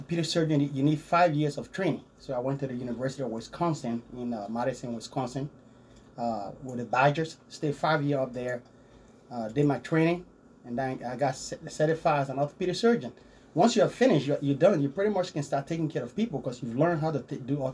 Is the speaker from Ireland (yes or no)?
no; Liberia; also born or lived in Wichita, United States; now in United States; as you can hear my accent, I grew up in a small town in West Africa, a small country called Liberia. That's where I grew up.